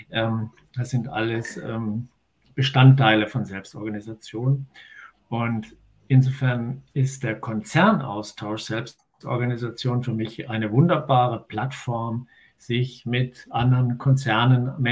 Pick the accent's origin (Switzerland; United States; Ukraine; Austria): Austria; Tyrol; now in Germany; Aber da, wo ich natürlich herkomme und wo ich geboren bin, in den Ötztaler Bergen, dort ist Servus natürlich das äh, Begrüßungswort schlechthin.